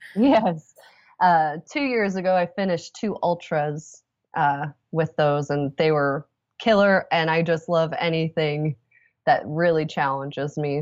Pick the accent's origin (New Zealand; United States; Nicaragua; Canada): United States; Indianapolis, Indiana; I'm from Indianapolis